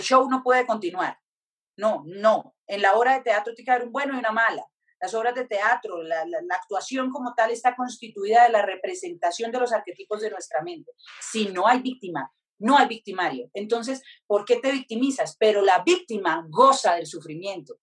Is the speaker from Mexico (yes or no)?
no; Pacific region, Colombia; moved away; also born or lived in Europe; yo soy del Pacífico, entonces me conecté mucho con ese lugar